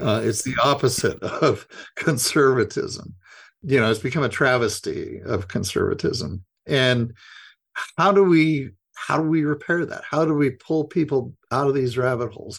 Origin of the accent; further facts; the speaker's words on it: Idaho, United States; I grew up Republican, and I was I'm from Idaho